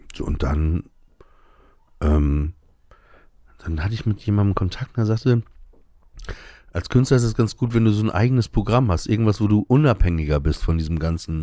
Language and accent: German; Emsland, Lower Saxony, Germany; im Emsland, wo ich aufgewachsen bin